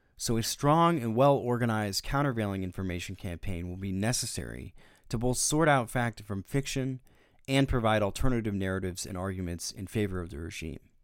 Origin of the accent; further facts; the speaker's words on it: United States; as an American citizen